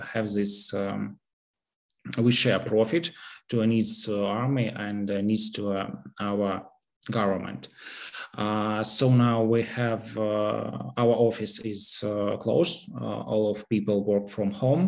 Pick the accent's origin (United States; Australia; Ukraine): Ukraine; Kyiv; I'm from Kyiv